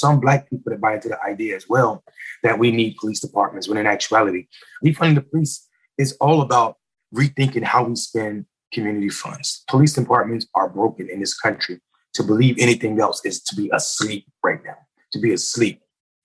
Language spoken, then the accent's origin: English; North Carolina, United States; I'm from North Carolina. It's my home state.